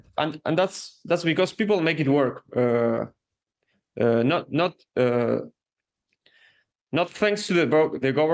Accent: Argentina

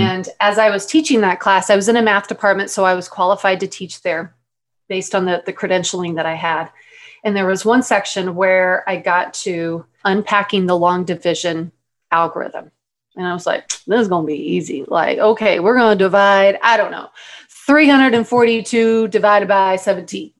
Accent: Texas, United States; moved away as an adult; also born or lived in Mississippi / Tucson, Arizona; if I was from Texas

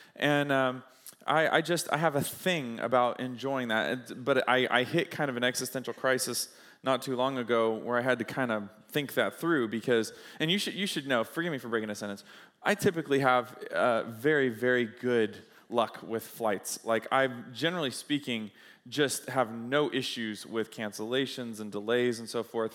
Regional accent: United States; I'm an American, so that means that, uh, I'm, I experience American living, American life

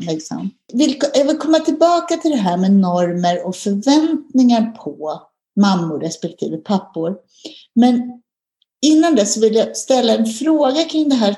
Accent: Sweden; som svensk

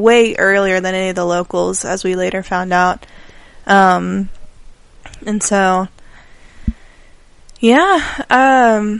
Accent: Texas, United States; we're from Texas.

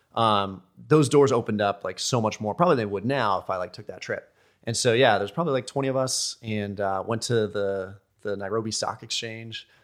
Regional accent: United States; I'm American D J

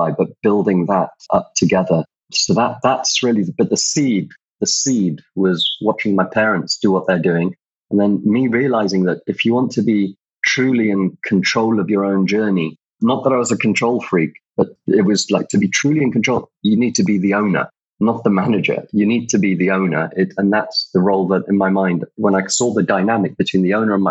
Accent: Kuwait; moved away; I was brought up actually in Kuwait. My mum's from the UK. My dad's originally Iraqi and spent my childhood in Kuwait

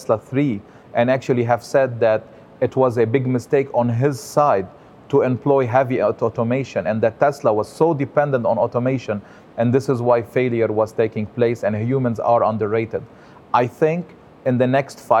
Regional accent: Lebanon; also born or lived in France; now in United States; I am born and raised in Lebanon, which is a country in the Middle East

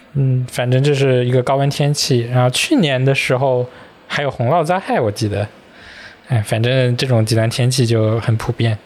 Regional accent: Wenzhou, Zhejiang, China; now in Hangzhou, China; 我们是在永嘉，嗯。永嘉又是一个多山的一个县

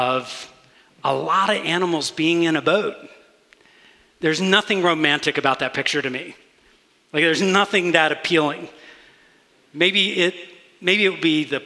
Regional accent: Augusta, Georgia, United States; I grew up in Augusta, Georgia

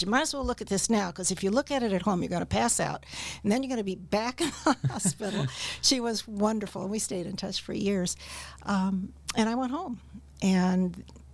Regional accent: Warsaw, Indiana, United States; also born or lived in Peoria, Illinois; I am from Warsaw, Indiana. I grew up in Warsaw

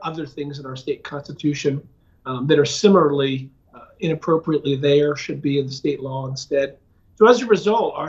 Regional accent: Pennsylvania, United States; moved away as an adult; also born or lived in Washington, D.C.; now in Ohio, United States; I'm originally from Pennsylvania, but back in 1995, I moved to Ohio

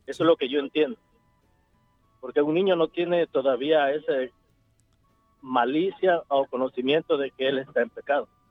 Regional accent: Mexico; yo soy de México

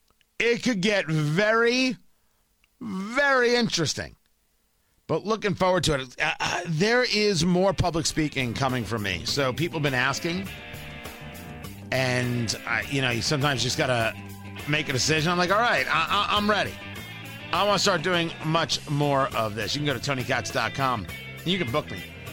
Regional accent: Middletown, New Jersey, United States; also born or lived in Brooklyn, New York / Bradley Beach, New Jersey; Born in Brooklyn, grew up in Jersey, not too far from the Stone Pony.

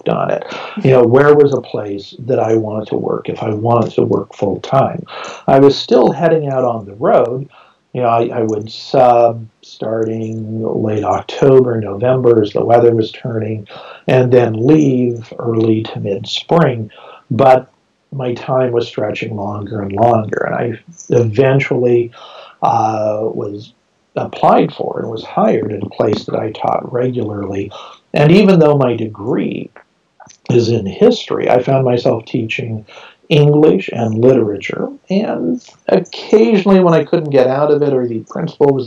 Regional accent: Modesto, California, United States; Modesto, my hometown

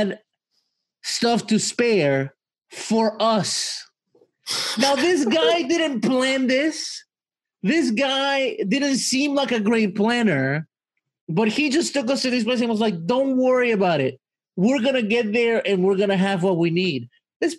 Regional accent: Mexico; moved away; my childhood was spent in Mexico and a lot of stuff happened to me while growing up in Mexico

